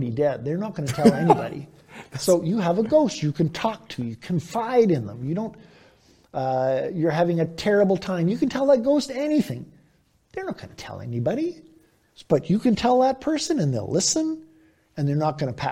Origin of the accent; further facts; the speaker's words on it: Victoria, British Columbia, Canada; also born or lived in Vancouver; I grew up in Victoria and also lived for years in Vancouver